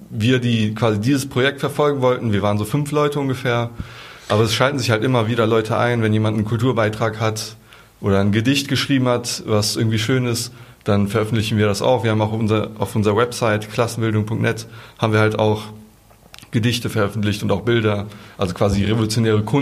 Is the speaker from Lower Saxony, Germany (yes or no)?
no; North Rhine-Westphalia, Germany; Genau, eigentlich kommen wir aus NRW, aber für die Demo sind wir halt äh, hier angereist, genau.